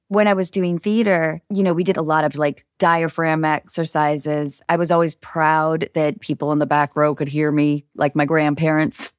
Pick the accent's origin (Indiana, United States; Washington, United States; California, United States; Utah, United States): Washington, United States; north of Seattle; I grew up north of Seattle